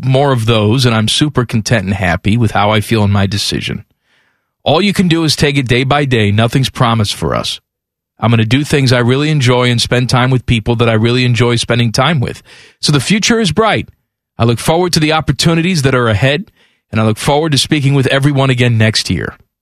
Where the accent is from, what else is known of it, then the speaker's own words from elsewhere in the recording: United States; me being American